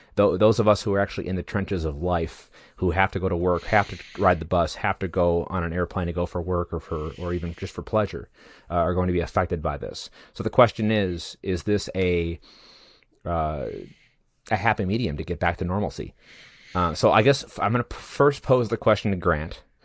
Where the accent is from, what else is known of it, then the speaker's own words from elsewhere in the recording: United States; as an American citizen